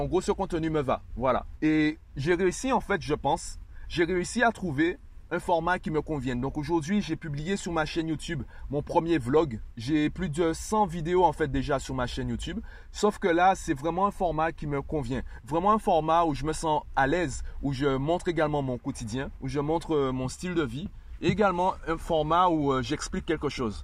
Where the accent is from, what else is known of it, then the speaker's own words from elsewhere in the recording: Guadeloupe; je suis guadeloupéen